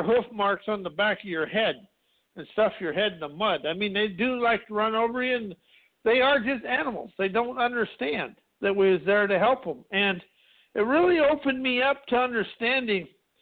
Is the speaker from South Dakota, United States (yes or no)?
yes; South Dakota, United States; I grew up in South Dakota in a small town of 200 people